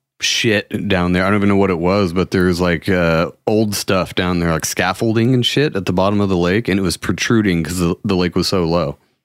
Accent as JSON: {"language": "English", "region": "California", "country": "United States", "tie": "born or raised there", "said": "I've lived in California my whole life"}